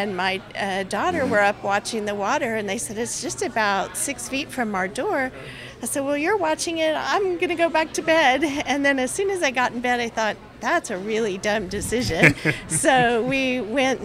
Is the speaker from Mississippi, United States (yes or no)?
no; El Paso, Texas, United States; now in Houston, United States; I'm from El Paso